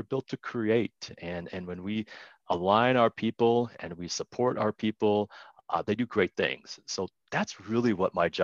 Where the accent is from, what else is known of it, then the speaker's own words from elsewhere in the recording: Wisconsin, United States; moved away as an adult; now in Colorado, United States; I was raised in Wisconsin